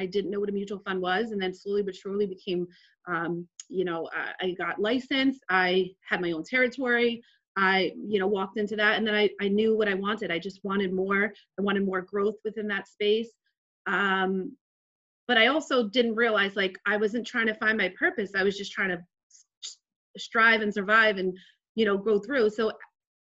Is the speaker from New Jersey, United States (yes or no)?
yes; Jersey City, New Jersey, United States; So I grew up in Jersey City to a single mom on welfare, pretty much in the hood